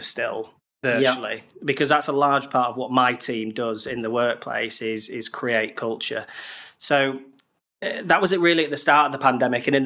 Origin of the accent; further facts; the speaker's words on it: Harrogate, Yorkshire and the Humber, United Kingdom; moved away as an adult; also born or lived in Bradford; now in London, United Kingdom; I'm originally from Harrogate near Leeds